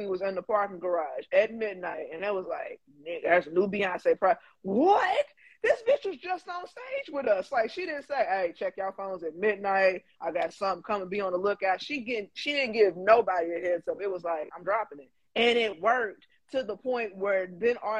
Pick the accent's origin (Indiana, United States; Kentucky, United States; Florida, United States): Kentucky, United States; Louisville; I'm a Louisville girl. Y'all know me. I'm Louisville